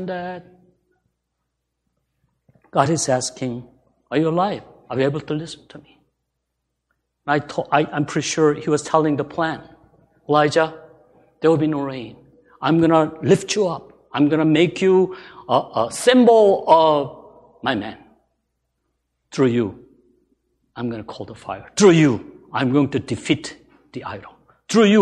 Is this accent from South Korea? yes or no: yes; South Korea; moved away; I was born in Korea